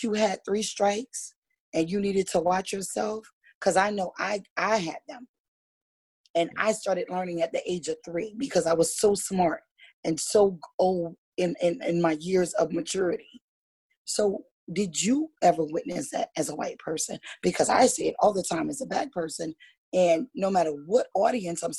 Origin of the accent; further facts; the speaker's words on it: Louisiana, United States; now in West Virginia, United States; I grew up in the South. I'm from Louisiana.